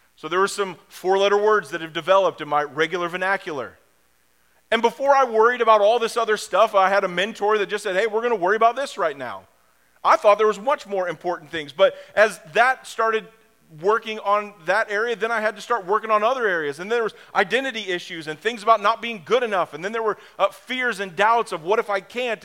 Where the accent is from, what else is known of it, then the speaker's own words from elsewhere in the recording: Springfield, United States; I grew up in Springfield.